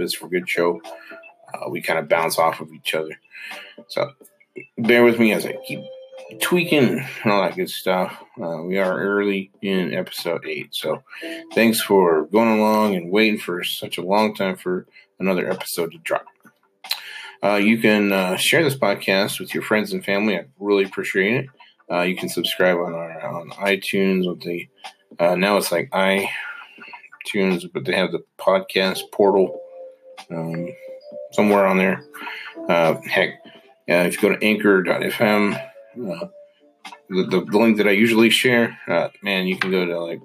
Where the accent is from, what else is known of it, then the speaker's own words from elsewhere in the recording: Hyrum, Utah, United States; I grew up in Hiram, Utah